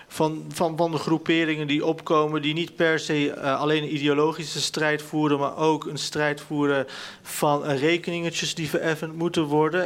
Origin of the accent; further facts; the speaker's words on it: Netherlands; ik ben in Nederland geboren.